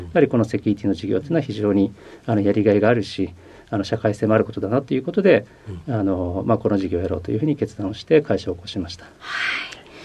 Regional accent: Koriyama, Fukushima, Japan; えー、福島県の郡山市というところです

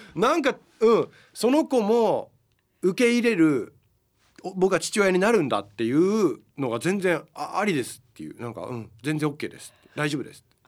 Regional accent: United States; moved away; 僕アメリカで生まれてる

